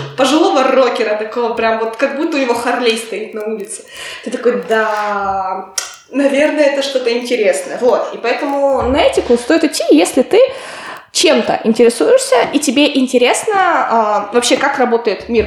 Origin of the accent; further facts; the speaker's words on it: Kotlas, Arkhangelsk Oblast, Russia; moved away as an adult; also born or lived in Peterhof, Saint Petersburg; now in Saint Petersburg, Russia; в моем родном городе, в Котласе